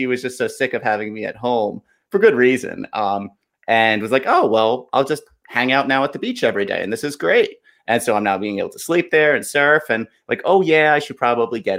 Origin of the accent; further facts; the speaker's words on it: Valley Stream, New York, United States; moved away as an adult; also born or lived in Maryland / Washington, D.C.; I grew up in Long Island. I grew up in Valley Stream.